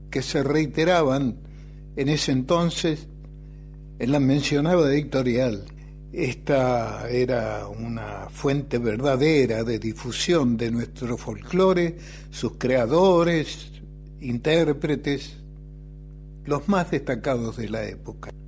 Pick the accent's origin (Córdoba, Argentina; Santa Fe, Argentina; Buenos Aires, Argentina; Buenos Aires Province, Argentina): Santa Fe, Argentina; Lo conocí en Santa Fe, de donde soy oriundo.